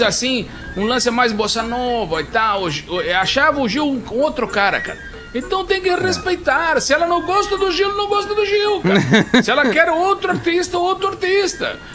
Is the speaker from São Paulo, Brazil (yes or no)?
no; Alegrete, Rio Grande do Sul, Brazil; moved away as an adult; now in Porto Alegre, Brazil; a minha formação toda é em Alegrete, na base